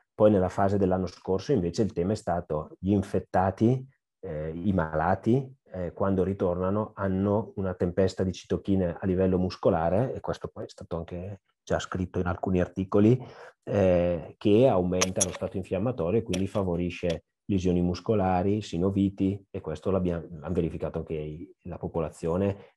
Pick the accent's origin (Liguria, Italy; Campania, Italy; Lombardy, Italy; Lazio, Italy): Lombardy, Italy; Brescia; io bresciano